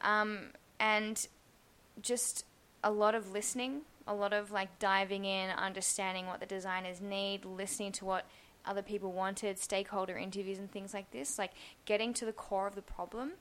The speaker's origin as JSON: {"language": "English", "country": "Australia", "also_born_or_lived": "Singapore / Poland / London", "moved": "as an adult", "lives_now": "Berlin, Germany", "said": "I am from Australia"}